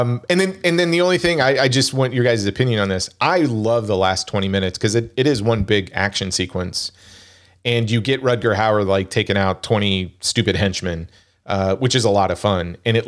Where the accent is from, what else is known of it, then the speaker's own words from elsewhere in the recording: Wichita, Kansas, United States; Oh, I was born and raised in Wichita, Kansas. So I'm a Jayhawk.